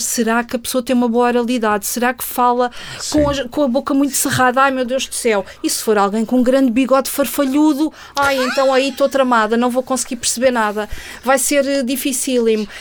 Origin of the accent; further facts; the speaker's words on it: Portugal; eu sou portuguesa